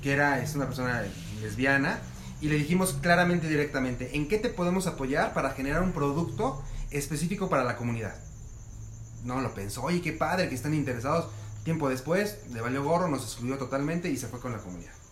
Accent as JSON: {"language": "Spanish", "country": "Mexico", "said": "como los mexicanos lo hacemos"}